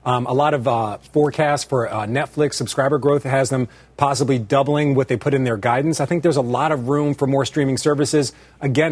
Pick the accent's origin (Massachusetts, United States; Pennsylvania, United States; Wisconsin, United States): Pennsylvania, United States; Philadelphia; I'm from Philadelphia